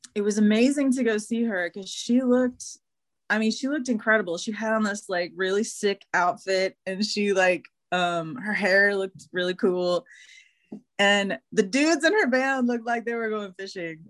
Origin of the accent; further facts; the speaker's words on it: Houston, Texas, United States; when I was growing up in Houston.